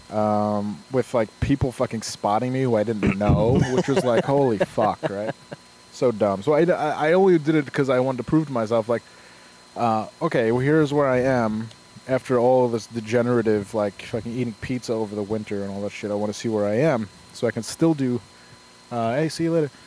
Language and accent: English; Glens Falls, New York, United States; born or raised there